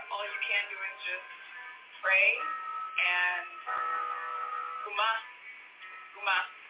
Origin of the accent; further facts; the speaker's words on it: Uganda; my home country, Uganda.